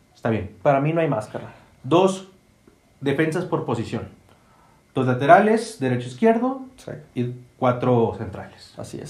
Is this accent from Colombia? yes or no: no; Mexico; como mexicano